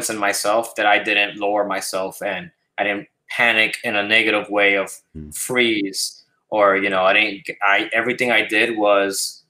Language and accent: English; New York City, New York, United States; moved away; also born or lived in Puerto Rico; I was raised in the South Bronx